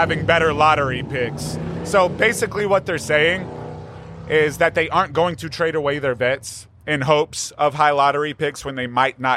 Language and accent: English; Dayton, Texas, United States; I grew up in Dayton, and Huffman is dead in the middle between Atascocita and Dayton.